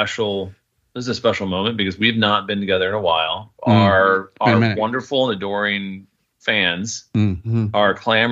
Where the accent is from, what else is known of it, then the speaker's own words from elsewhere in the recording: South Bend, Indiana, United States; moved away; So Tire Rack's in South Bend, my hometown.